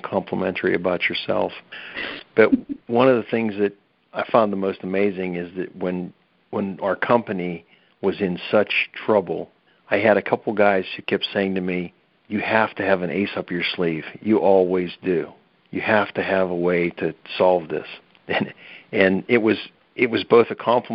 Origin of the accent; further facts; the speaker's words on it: Pennsylvania, United States; we're from Pennsylvania